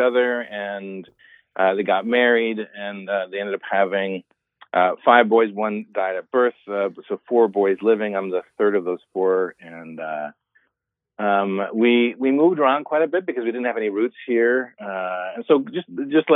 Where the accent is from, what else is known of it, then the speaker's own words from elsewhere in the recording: Ohio, United States; now in Omaha, United States; Grew up mostly in Ohio